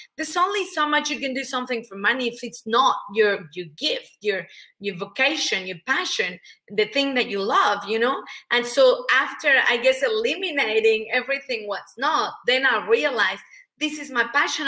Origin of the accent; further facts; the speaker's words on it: Mexico; English is a second language; moved away as an adult; now in Australia; I'm, I'm originally from Mexico, hence the accent.